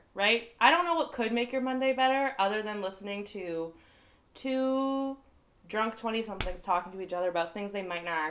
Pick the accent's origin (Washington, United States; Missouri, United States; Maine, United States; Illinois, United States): Maine, United States; Central; also born or lived in Massachusetts; grew up in Central Maine, went to college in Mass, came back and settled here